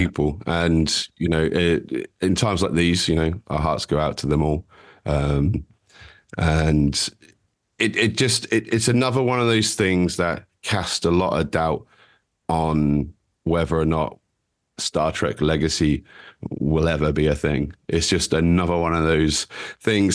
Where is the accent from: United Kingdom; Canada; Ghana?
United Kingdom; we're, we're British